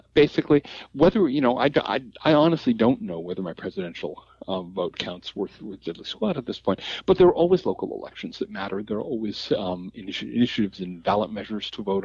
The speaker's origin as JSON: {"language": "English", "town": "Seattle", "region": "Washington", "country": "United States", "tie": "born or raised there", "said": "growing up in the South Seattle suburbs"}